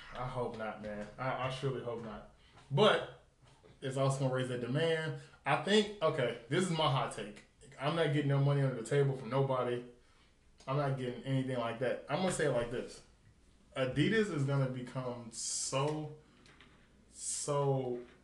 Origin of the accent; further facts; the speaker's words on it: Nashville, Tennessee, United States; moved away; I'm from Nashville, so um, I don't like living there, but I am from Nashville, North Six, East Side